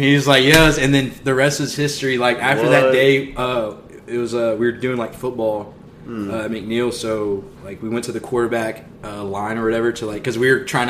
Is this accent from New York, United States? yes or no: no; Wichita Falls, Texas, United States; We grew up in City View.